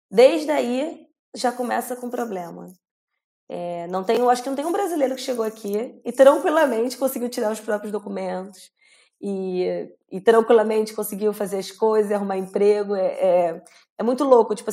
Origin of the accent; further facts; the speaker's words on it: Brazil; now in Australia; no que a gente passa como brasileiros aqui, porque a gente vem real achando que vai ser muito fácil.